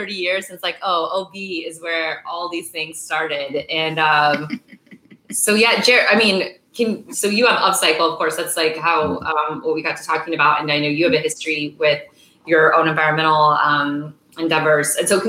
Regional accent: San Diego, California, United States; we're both from San Diego

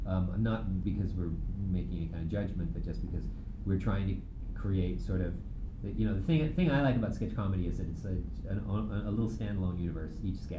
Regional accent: Canada; also born or lived in England; I was born in England, but I was raised in Canada. I consider myself more Canadian than British.

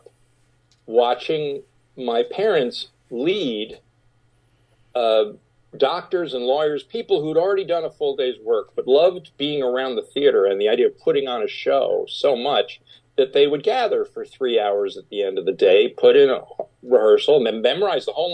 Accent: Rye, New York, United States; I grew up in Rye, New York

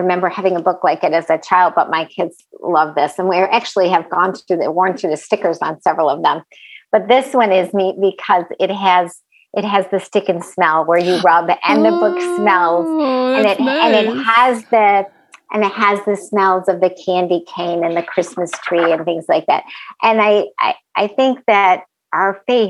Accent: Rochester, New York, United States; moved away; I was born and raised in Rochester, New York

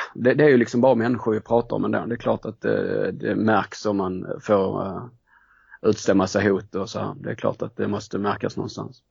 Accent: Skåne, Sweden; jag är ju eh, från Skåne så att det har väl varit ganska naturligt att, eh, att det blev Malmö FF. Eh, bodde ju inte jättenära Malmö i, eh, när jag växte upp

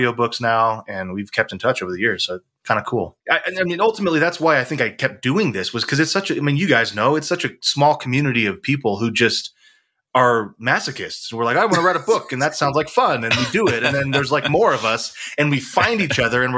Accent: Texas, United States; I was from Texas

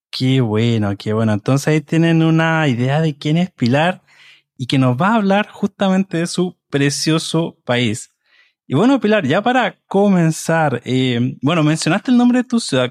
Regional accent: Chile; de Chile

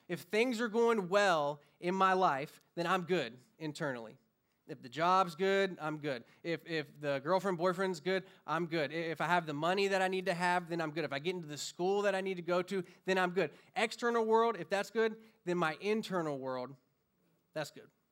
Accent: Florida, United States; moved away as an adult; now in California, United States; born and raised in Florida

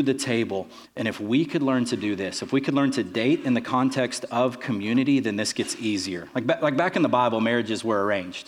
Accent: Texas, United States; where are you from? I said, Texas

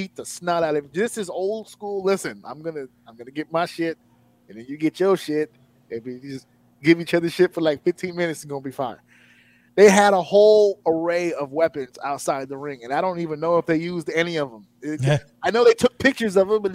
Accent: New York, United States; as a New Yorker.

